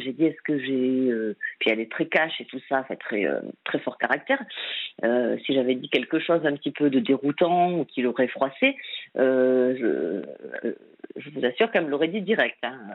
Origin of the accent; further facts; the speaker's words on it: Lot, Occitania, France; je suis originaire du Lot et là je suis à Biarritz